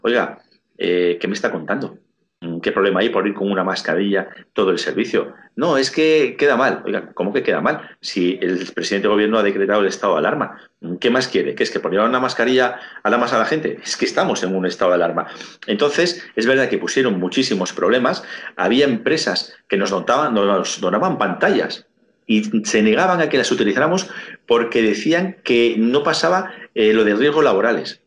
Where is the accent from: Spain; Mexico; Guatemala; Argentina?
Spain; soy español